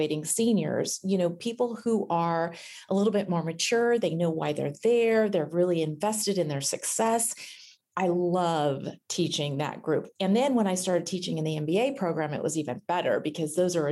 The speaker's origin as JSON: {"language": "English", "region": "Northern California", "country": "United States", "tie": "born or raised there", "said": "Growing up in Northern California, we always went up to the Redwoods"}